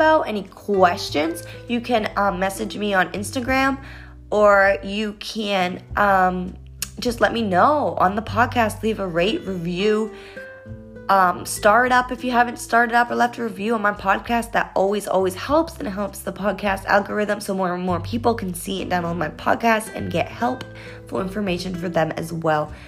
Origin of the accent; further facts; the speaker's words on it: Beverly, Massachusetts, United States; I grew up in Massachusetts. I was born in Beverly, Massachusetts